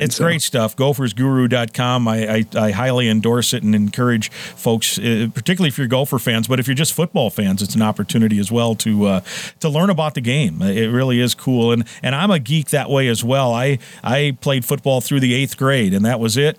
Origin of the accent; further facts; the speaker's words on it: Iowa, United States; now in Twin Cities, United States; I grew up in Iowa